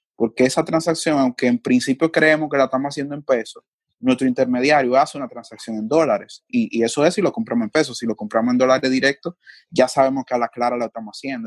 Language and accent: Spanish; Dominican Republic; los rasgos que nos definen a nosotros como dominicanos